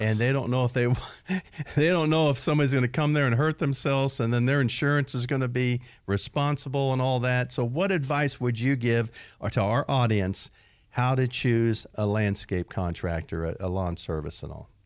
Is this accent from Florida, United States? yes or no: yes; Florida, United States; moved away; I grew up in Florida, and you know how hot it is down in Florida, down there, and the grass grows most all year long